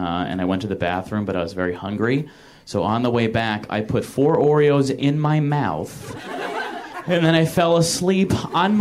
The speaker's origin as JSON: {"language": "English", "region": "Michigan", "country": "United States", "tie": "born or raised there", "moved": "as an adult", "lives_now": "Los Angeles, United States", "said": "my 22 years in Michigan"}